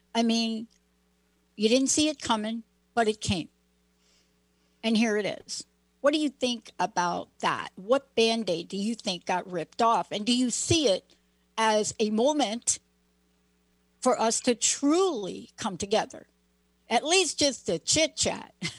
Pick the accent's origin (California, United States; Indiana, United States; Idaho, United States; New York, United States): New York, United States; I grew up in New York